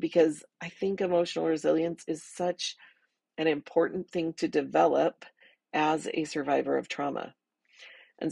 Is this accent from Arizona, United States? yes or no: yes; Arizona, United States; I grew up in the Southwest in Arizona